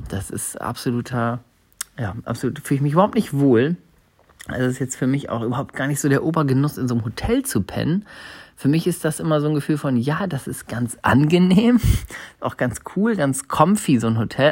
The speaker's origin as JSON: {"language": "German", "region": "Hamburg", "country": "Germany", "tie": "born or raised there", "moved": "yes", "said": "Moin, moin aus Hamburg, sag ich. Das ist meine Heimatstadt."}